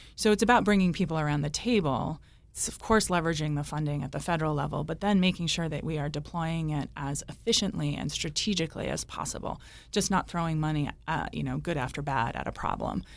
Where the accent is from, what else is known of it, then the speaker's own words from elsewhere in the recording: Cranston, Rhode Island, United States; also born or lived in Warwick, Rhode Island; I grew up in Cranston. I live in Warwick.